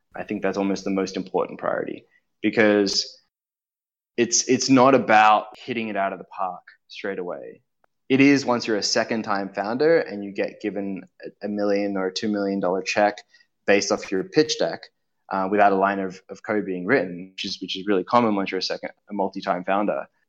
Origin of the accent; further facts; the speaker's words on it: Australia; I'm from Australia, and growing up in Australia